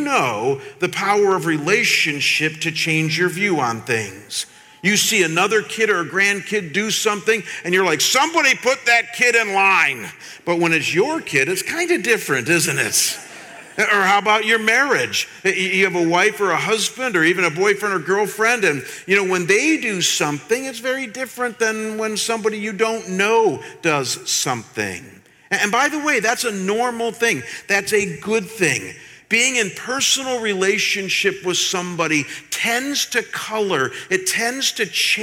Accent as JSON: {"language": "English", "town": "Chagrin Falls", "region": "Ohio", "country": "United States", "tie": "born or raised there", "said": "I grew up in a small town outside of Cleveland, Ohio, called Chagrin Falls"}